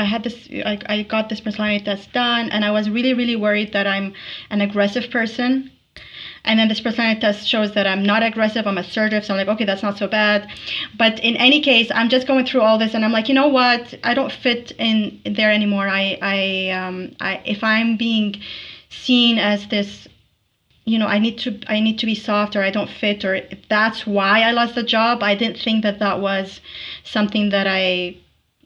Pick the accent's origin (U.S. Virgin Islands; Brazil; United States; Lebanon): Lebanon; Tripoli, North Governorate; now in Alberta, Canada; Tripoli, Lebanon